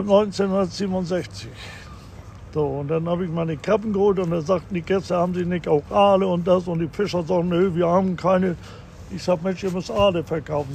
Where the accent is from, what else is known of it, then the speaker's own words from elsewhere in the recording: Tönning, Schleswig-Holstein, Germany; moved away as an adult; now in Sylt, Germany; ein richtiger Nordfriese. Also auf Luftlinie von der Insel Sylt, circa 30 Kilometer. Und ich, der Ort heißt Tönning